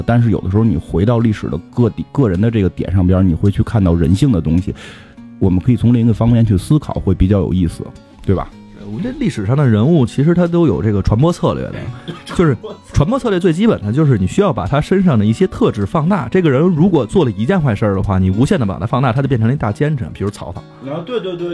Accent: China; 就是我们是中国人

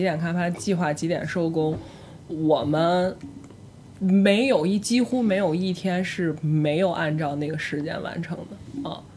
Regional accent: northern China, China; now in Beijing, China; 我又是一个土生土长北，北方人

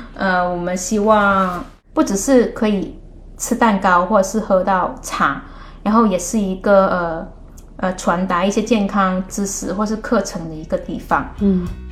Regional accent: Guangdong, China; moved away as an adult; also born or lived in Hong Kong; now in Netherlands; 作为一个广东人

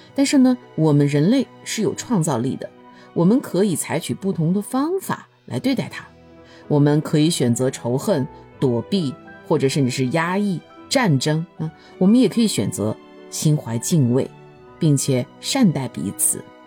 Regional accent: China; now in United States; 我作为中国人

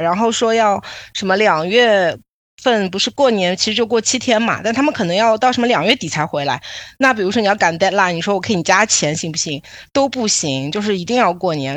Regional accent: Shanghai, China; 我家就在上海嘛，我，上海人，然后平时也在那个上海生嗯。活跟工作

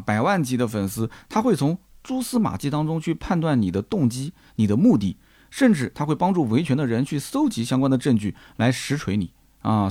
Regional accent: Nanjing, Jiangsu, China; 我还是南京郊区的啊，就是比较的闭塞

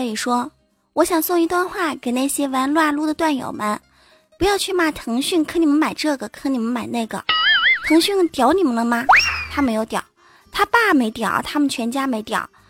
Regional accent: China; 因为毕竟我们是中华儿女嘛，你看我们中国人有多聪明啊！

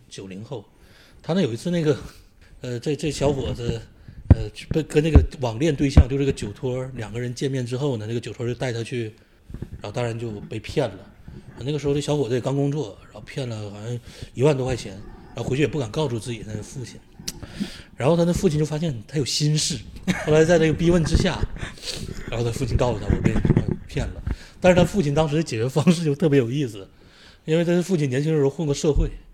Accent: Shenyang, Liaoning, China; moved away as an adult; also born or lived in Guiyang, Guizhou; 现在是在一个高校教，教书呃，然后是沈阳人，但是也是土生土长的铁西区的人嗯。呃，但是后来毕业之后一直在贵阳嗯。，呃，在贵州贵阳教书

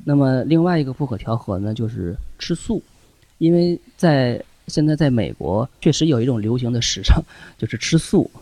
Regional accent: China; 我们中国人

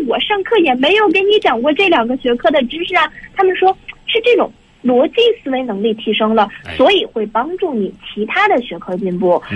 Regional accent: China; 中国人的这样的一个精神上的传统

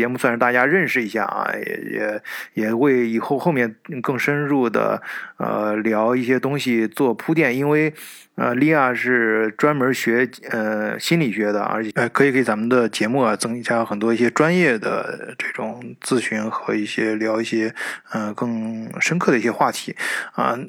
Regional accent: China; 我们中国人

